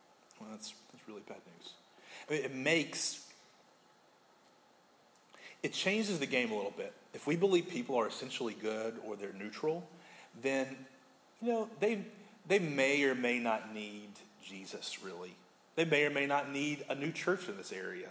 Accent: United States; as an American

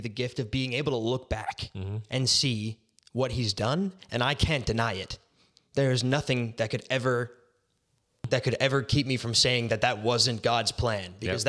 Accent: Surrey, British Columbia, Canada; I'm 19 years old. I grew up in Surrey, BC.

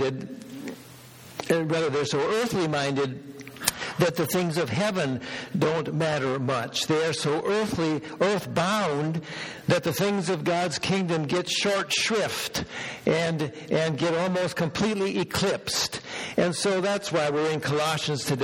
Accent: Minnesota, United States; now in Bellingham, United States; out in the rural part, similar to what I grew up in back in Minnesota

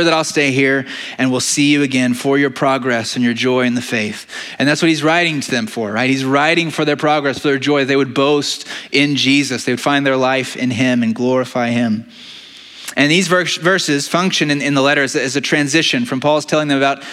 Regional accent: United States; we are American citizens

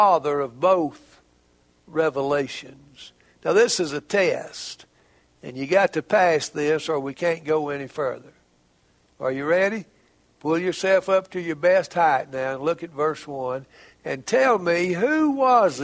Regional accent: Heber Springs, Arkansas, United States; Heber Springs, Arkansas, my hometown

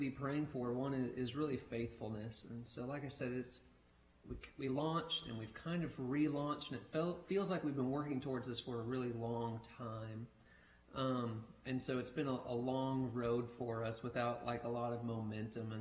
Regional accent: Jackson, Missouri, United States; It's also my hometown

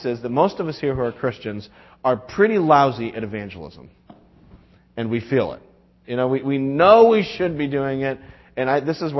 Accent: New England, United States; we're from New England

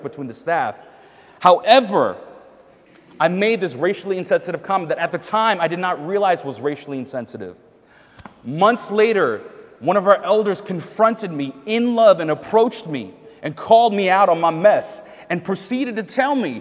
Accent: New York, United States; now in Boston, United States; I'm from New York.

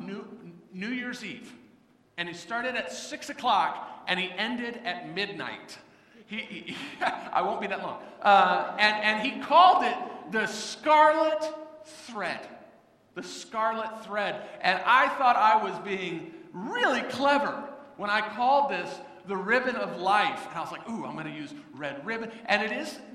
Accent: Florida, United States; I grew up in Florida

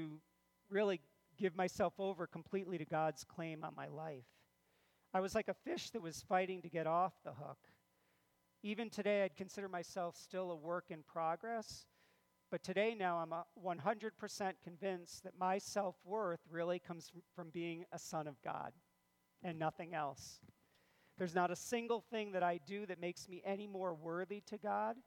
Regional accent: Clifton Park, New York, United States; I grew up in Clifton Park and attended the Shenandoah schools all the way from kindergarten all the way through graduation

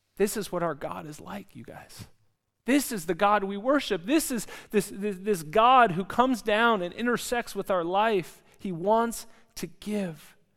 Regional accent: California, United States; now in Zurich, Switzerland; I come from California in the United States

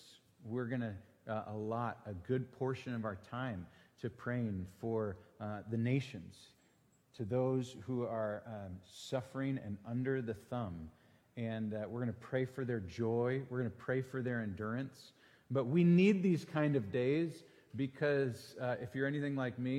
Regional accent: Green Bay, Wisconsin, United States; moved away; I'm from Green Bay

